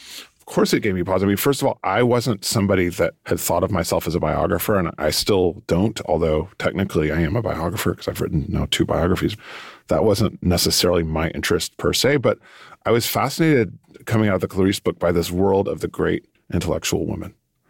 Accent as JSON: {"language": "English", "region": "New York", "country": "United States", "said": "because I'm from New York in a certain way, and I'm from the book world, the literary world"}